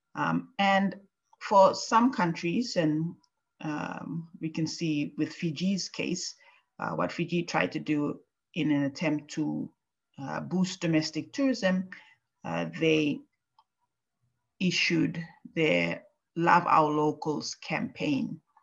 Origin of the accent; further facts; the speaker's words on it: Papua New Guinea; moved away as an adult; now in Japan; my home country of Papua New Guinea